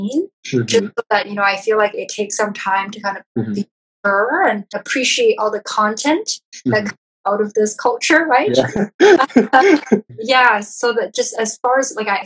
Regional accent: Toronto, Ontario, Canada; also born or lived in New York; now in Vancouver, Canada; I'm from Toronto and I lived in New York.

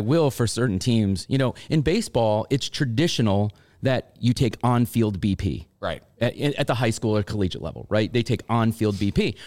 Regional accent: Long Island, New York, United States; I grew up on Long Island

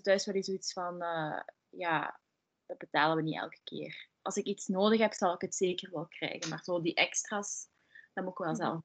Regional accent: Limburg, Flanders, Belgium; moved away as an adult; now in Antwerp, Belgium; ik kom zelf van Limburg, dat is wel een stukje van Antwerpen

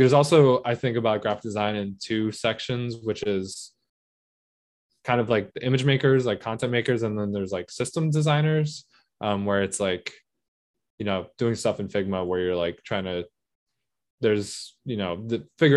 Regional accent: United States; I'm an American. Like I'm born mm-hmm. and raised here

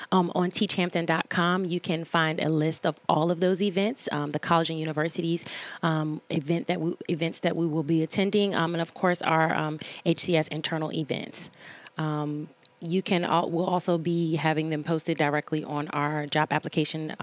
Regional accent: Newport News, Virginia, United States; I'm from Newport News

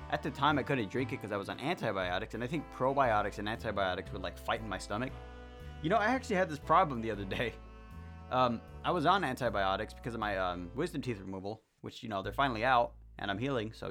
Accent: Long Beach, California, United States; I I came from Long Beach, Long Beach, California. You know, still in California, just not in the big city anymore.

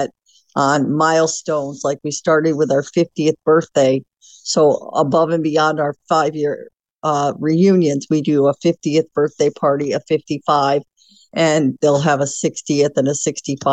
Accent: Hobart, Indiana, United States; moved away as an adult; also born or lived in Gary, Indiana; I was born in Gary, Indiana, lived my entire life in Hobart until I joined the Marine Corps

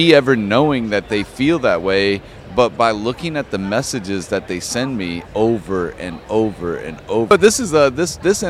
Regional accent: Denver, Colorado, United States; I am from Colorado, Denver. I live in Denver.

